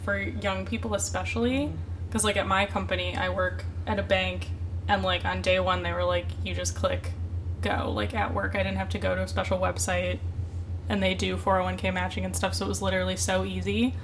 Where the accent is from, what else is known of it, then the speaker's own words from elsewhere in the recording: Michigan, United States; now in New York, United States; in my home state of Michigan